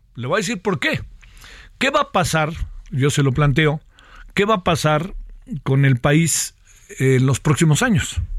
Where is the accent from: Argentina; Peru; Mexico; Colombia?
Mexico